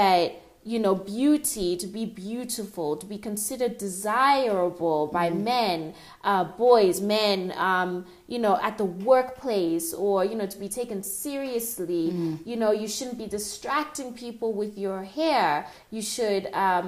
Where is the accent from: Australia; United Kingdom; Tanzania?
Tanzania; moved away; I'm originally from Tanzania